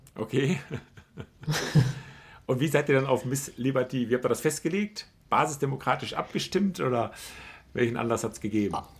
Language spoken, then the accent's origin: German; Ennigerloh, North Rhine-Westphalia, Germany; Ennigerloh, wo ich herkomme